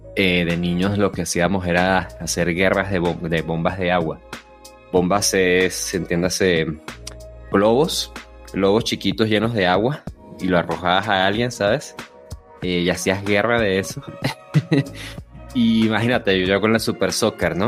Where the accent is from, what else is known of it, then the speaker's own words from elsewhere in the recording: Peru; cuando era niño, el carnaval acá en el Perú